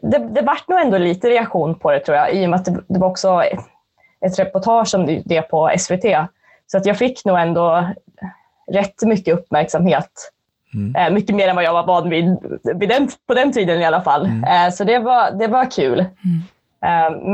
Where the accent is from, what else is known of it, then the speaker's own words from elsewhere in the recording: Gävleborg County, Sweden; also born or lived in Skåne; Nej, jag är från